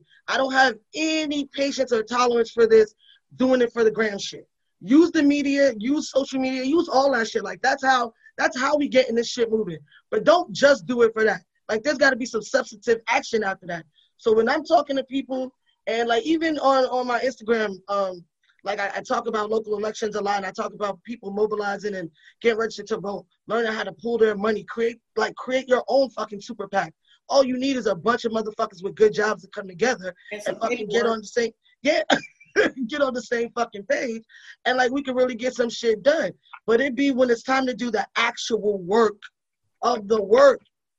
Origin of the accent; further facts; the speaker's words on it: Northeast, United States; Like, we grew up in the Northeast during the fucking crack epidemic.